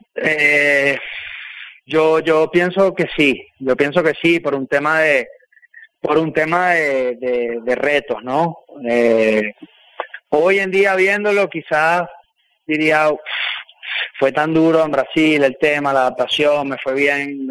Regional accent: Venezuela; moved away; fui el primero venezolano en estar en ese 11

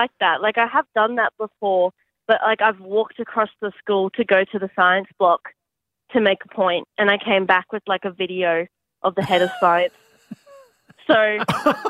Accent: Australia; I'm pretty Australian

